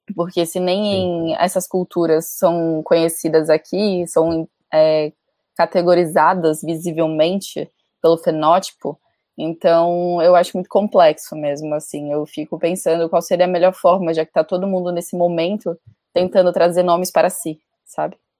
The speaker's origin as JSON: {"language": "Portuguese", "region": "Amazonas", "country": "Brazil", "tie": "born or raised there", "said": "por parte de mãe eu sou brasileira, nascida no Amazonas"}